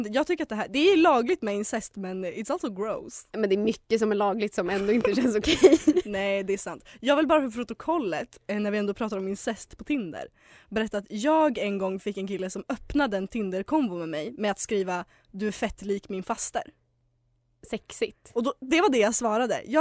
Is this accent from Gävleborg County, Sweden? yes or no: yes; Hudiksvall, Gävleborg County, Sweden; men eftersom vi är från Hudik så är det okej.